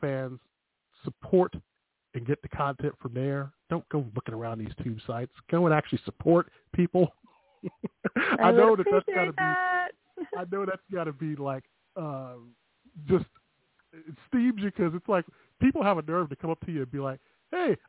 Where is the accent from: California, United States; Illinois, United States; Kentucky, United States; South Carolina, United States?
Illinois, United States; Chicago; as a Chicagoan